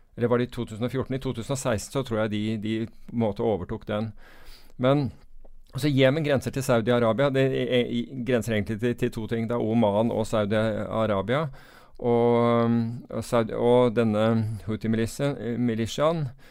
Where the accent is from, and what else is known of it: United Kingdom; now in Norway